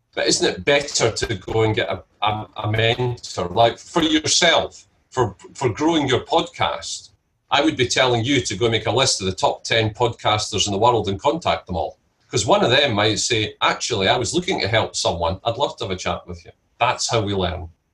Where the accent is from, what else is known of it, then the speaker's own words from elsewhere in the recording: Scotland, United Kingdom; I'm Scottish and my family are all Scottish.